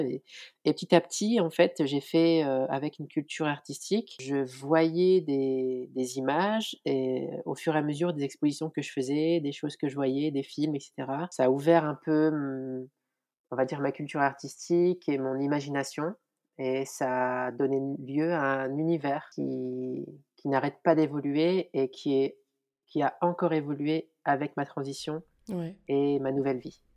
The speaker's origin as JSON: {"language": "French", "country": "France", "tie": "born or raised there", "said": "je suis née en France et mes parents sont originaires d'Algérie."}